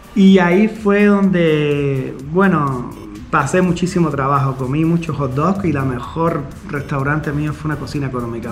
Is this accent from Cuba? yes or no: yes; Cuba; moved away as an adult; also born or lived in Havana, Cuba; now in Mexico; yo nací en Cuba, nací en Cuba, nací en La Habana, a los dos años me enviaron para un pueblo que se llama Hawái Grande